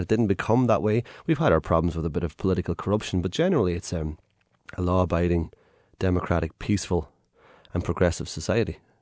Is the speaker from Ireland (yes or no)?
yes; Ireland; I'm an Irish man and, you know, I've come from a background where growing up, we literally had not very much.